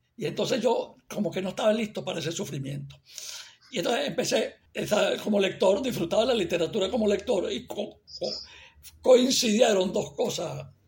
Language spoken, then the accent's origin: Spanish; Barquisimeto, Lara, Venezuela; moved away; yo nací en Barquisimeto